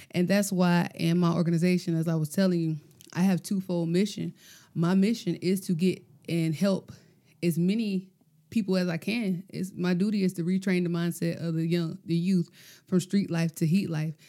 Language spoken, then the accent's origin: English; Gloverville, United States; I'm from Gloverville